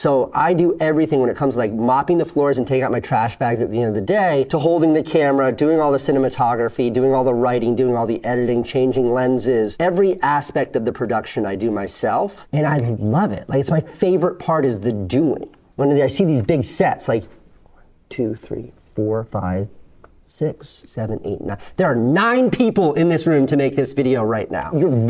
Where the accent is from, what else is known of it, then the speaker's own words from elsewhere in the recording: Groton, Connecticut, United States; moved away as an adult; now in New York City, United States; I was from like literally the other side of the tracks, Groton, Connecticut